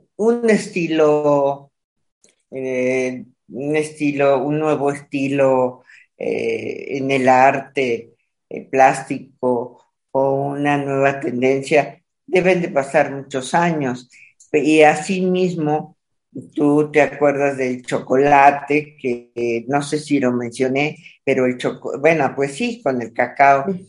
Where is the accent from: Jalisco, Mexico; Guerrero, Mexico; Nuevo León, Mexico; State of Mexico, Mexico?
Nuevo León, Mexico; Monterrey; moved away; nací allá, eh, nací en Monterrey, abajo del, cobijada por el Cerro de la Silla.